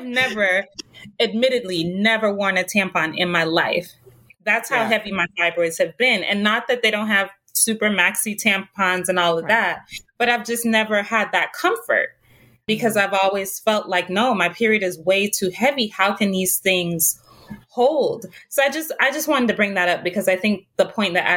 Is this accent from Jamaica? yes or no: yes; Jamaica; I'm originally from Jamaica